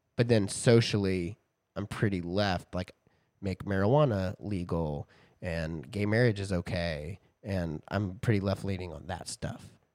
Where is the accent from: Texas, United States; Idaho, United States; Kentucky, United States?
Texas, United States; growing up in Texas, growing up in churches